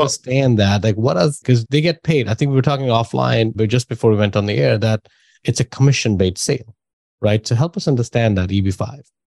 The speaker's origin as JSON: {"language": "English", "town": "New Delhi", "region": "Delhi", "country": "India", "tie": "born or raised there", "moved": "yes", "said": "I'm from India. So that's why I know, I know that culture and I know that system"}